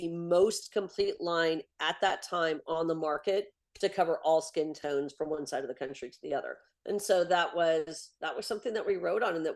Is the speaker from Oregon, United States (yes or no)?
yes; Portland, Oregon, United States; I'm from Portland, Oregon